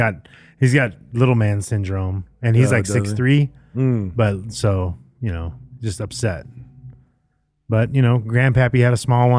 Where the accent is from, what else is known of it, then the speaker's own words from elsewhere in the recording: Atlanta, Georgia, United States; I'm from Atlanta.